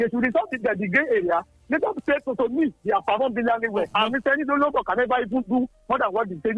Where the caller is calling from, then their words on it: Milan, Lombardy, Italy; I'm calling from Milano.